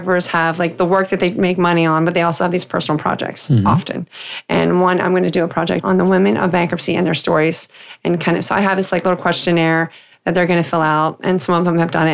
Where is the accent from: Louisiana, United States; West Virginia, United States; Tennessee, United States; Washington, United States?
West Virginia, United States; Weirton; I grew up in Weirton, West Virginia